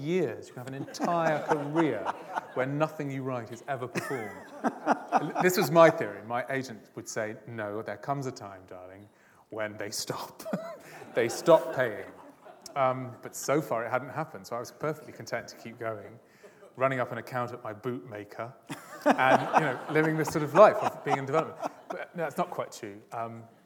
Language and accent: English; Dartmouth, South West England, United Kingdom; my childhood, the place I grew up in Dartmouth, in Devon